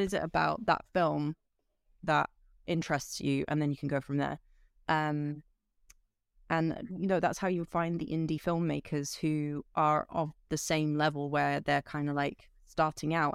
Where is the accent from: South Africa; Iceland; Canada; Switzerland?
Switzerland; I grew up in Switzerland